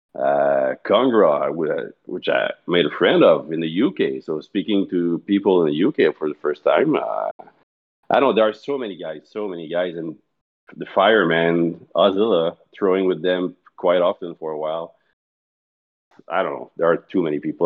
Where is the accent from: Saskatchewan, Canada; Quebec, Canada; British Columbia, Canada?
Quebec, Canada; Montreal; also born or lived in Mont-Saint-Hilaire, Canada / Candiac, Canada; I grew up, uh, in Montreal, in the eastern part of it, until about four years ago I was there.